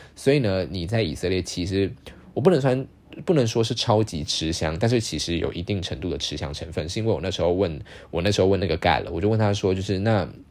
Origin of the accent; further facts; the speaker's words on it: Taiwan; 我是台湾来的